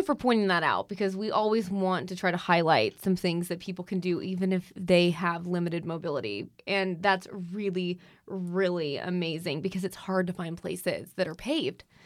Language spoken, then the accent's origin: English; Arizona, United States; in my home state